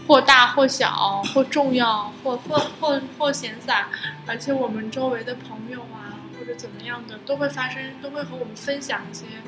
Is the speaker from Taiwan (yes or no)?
no; China; now in Thailand; 我们中国人和泰国人要合作修铁路了。